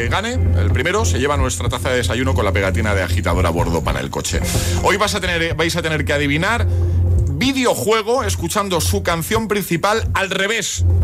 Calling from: Valencia, Valencian Community, Spain; de Valencia.

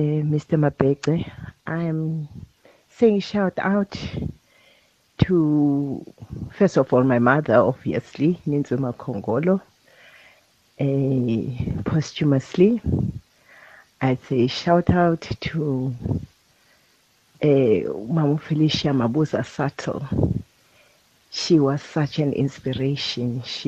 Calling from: Butterworth, Eastern Cape, South Africa; I'm calling from Butterworth.

